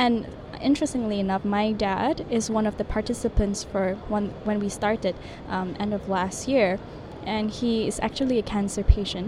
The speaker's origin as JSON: {"language": "English", "country": "Malaysia", "tie": "born or raised there", "second_language": "English", "said": "Yes, I'm a Malaysian."}